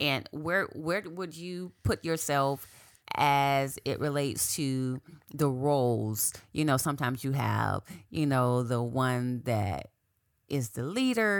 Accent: Quincy, Florida, United States; moved away as an adult; also born or lived in Tallahassee, Florida; now in South Florida, United States; I grew up in Quincy, Florida

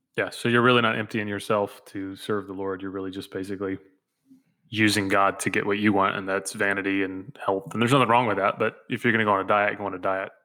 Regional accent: the South, United States; Growing up in the South

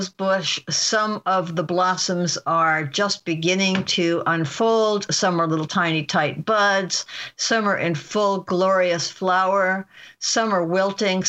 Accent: Omaha, Nebraska, United States; I grew up in Omaha, Nebraska

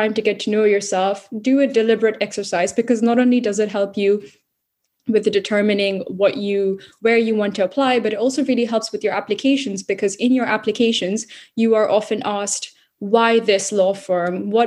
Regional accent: Singapore; moved away as an adult; also born or lived in India; now in London, United Kingdom; I'm Indian Singaporean, born in India, grew up mostly in Singapore.

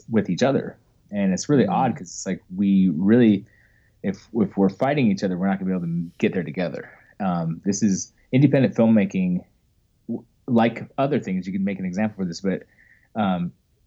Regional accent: Ogden, Utah, United States; also born or lived in Orlando, Florida; I'm originally from Ogden, Utah

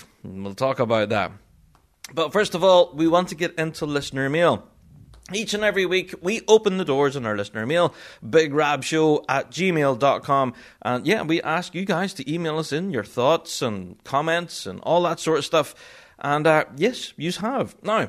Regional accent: Magherafelt, Northern Ireland, United Kingdom; having a tune named after me and my hometown as well … of Marafelt.

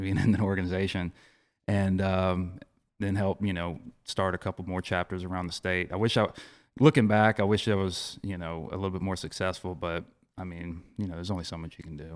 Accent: Ocean Springs, Mississippi, United States; I'm from Ocean Springs

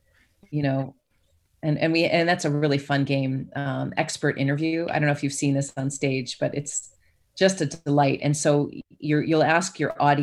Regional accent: Chicago, Illinois, United States; now in Georgia, United States; I'm from Chicago

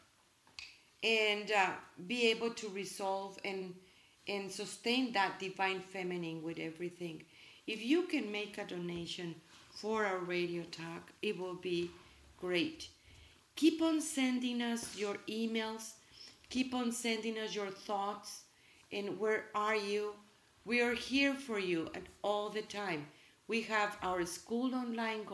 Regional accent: Mexico; English is a second language; now in United States; I'm from Mexico, and we are proud of our roots

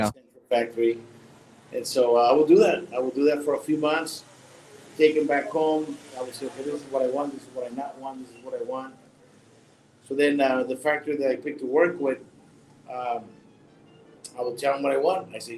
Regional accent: West Coast, United States; Because I'm from the West Coast. I'm an American, and I got to come back to the market.

